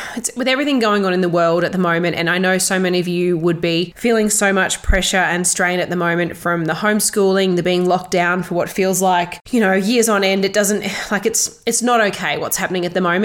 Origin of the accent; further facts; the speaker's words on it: Toowoomba, Queensland, Australia; also born or lived in Melbourne; here in my hometown in Toowoomba